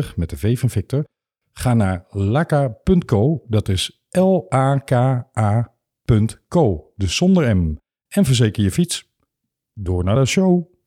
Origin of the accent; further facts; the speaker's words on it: Limburg, Netherlands; now in Amsterdam, Netherlands; ik ben een Limburger ah. van geboorte